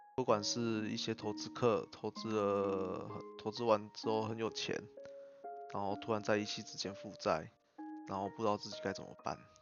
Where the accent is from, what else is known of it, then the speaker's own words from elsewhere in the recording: Changhua County, Taiwan; also born or lived in Hsinchu; 我的老家在彰化。然后，所以我就回到彰化来休养